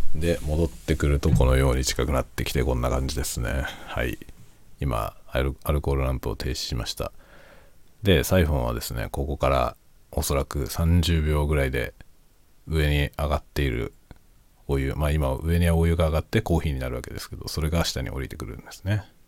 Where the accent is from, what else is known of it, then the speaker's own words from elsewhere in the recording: Tokyo metropolitan area, Japan; moved away as an adult; now in Hokkaido, Japan; 僕は首都圏の出身なんだけど、北海道に移住してきて、北海道に住んでる